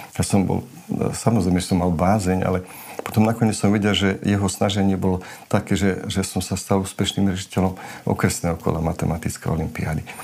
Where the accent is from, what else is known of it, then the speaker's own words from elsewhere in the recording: Slovakia; first language Romani; Slovak is a second language; som na dedine vyrastal